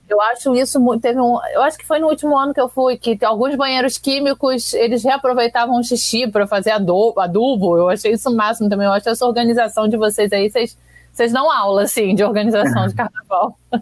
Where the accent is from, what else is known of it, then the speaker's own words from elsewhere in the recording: Rio de Janeiro, Brazil; eu que sou daqui, nascida e criada no Rio